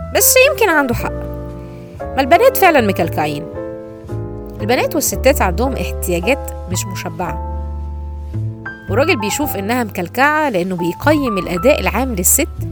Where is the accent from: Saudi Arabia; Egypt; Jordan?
Egypt; عندنا في مصر